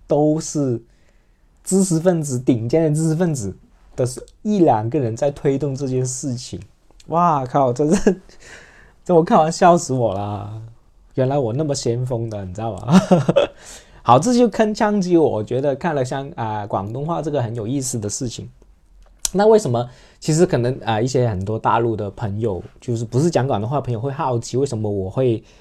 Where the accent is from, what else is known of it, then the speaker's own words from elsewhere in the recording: Shenzhen, Guangdong, China; first language Cantonese; Chinese is a second language; 我们深圳